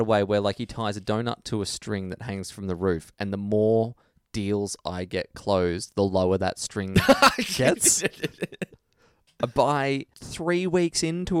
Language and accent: English; Australia; we're from Australia.